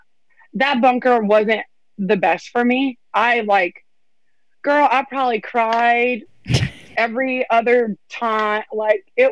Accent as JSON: {"language": "English", "region": "Louisiana", "country": "United States", "said": "I'm from Louisiana"}